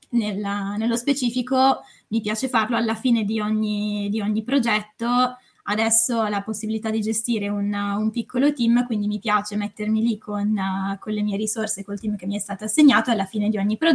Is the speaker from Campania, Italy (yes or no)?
no; Varese, Lombardy, Italy; now in Milan, Italy; um, ho 27 anni, sono di Varese ma vivo, vivo a Milano